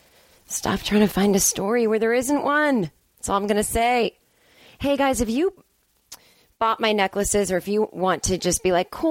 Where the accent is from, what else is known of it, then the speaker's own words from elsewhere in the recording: Boston, Massachusetts, United States; moved away; it's my hometown